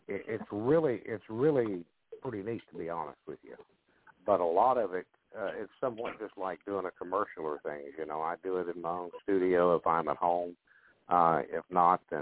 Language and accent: English; the South, United States; growing up as a child in the South